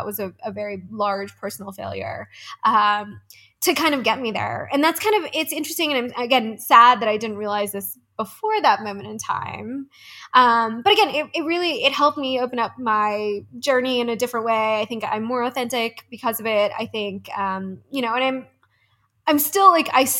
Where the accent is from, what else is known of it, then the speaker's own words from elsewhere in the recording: East Coast, United States; moved away as an adult; now in Denver, United States; I'm from the East Coast